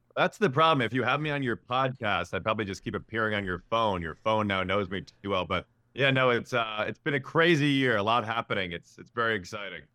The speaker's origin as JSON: {"language": "English", "town": "Chicago", "region": "Illinois", "country": "United States", "moved": "yes", "said": "I'm from Chicago"}